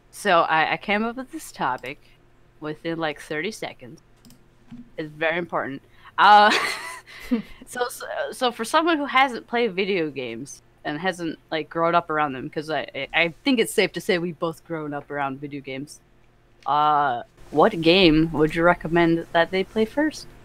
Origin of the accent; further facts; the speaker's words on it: Canada; Canadian. I'm the Canadian, the token Canadian.